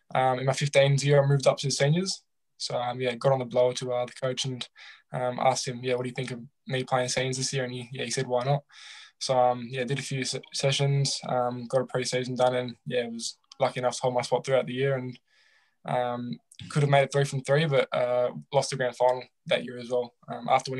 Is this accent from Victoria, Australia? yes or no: yes; Point Cook, Victoria, Australia; I grew up in Point Cook. It's down near Werribee as well, in the Western Suburbs.